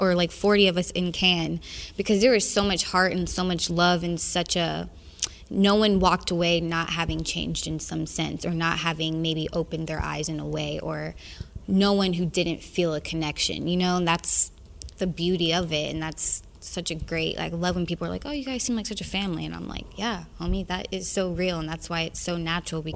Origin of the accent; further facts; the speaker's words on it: the South, United States; I'm from the South